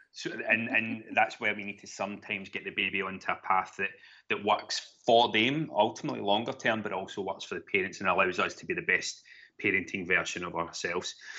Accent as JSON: {"language": "English", "town": "Glasgow", "region": "Scotland", "country": "United Kingdom", "tie": "born or raised there", "also_born_or_lived": "Gweedore, Donegal, Ireland / London", "accent": "Glaswegian", "moved": "as an adult", "lives_now": "Kent, United Kingdom", "said": "I was brought up in Glasgow, hence the, the Glaswegian ta-, twang"}